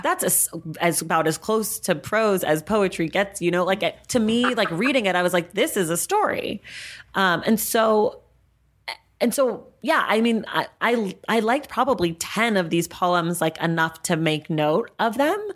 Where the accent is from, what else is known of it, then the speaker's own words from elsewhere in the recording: United States; I am Black American